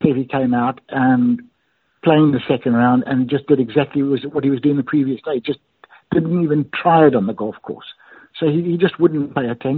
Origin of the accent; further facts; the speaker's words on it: Bulawayo, Zimbabwe; moved away; I was a member at the secondary club in Bulawayo, my hometown